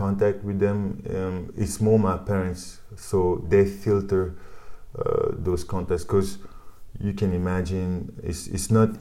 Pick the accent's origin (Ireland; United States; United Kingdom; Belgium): Belgium; Liège, Wallonia; English is a second language; also born or lived in Kinshasa, Democratic Republic of the Congo; we drove to Liège, mm-hmm. where we grew up in Belgium